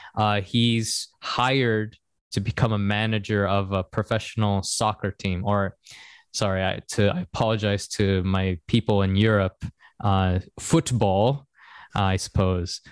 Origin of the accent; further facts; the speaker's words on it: Seattle, Washington, United States; moved away as an adult; also born or lived in Korea; now in Japan; we're both from Seattle